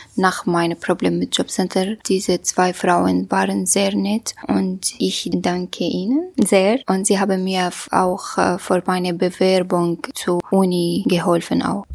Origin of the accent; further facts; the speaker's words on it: Syria; German is a second language; moved away as an adult; also born or lived in Turkey; now in Berlin, Germany; ich habe meine mein Heimatland Syrien wegen äh, des Kriegs verlassen müssen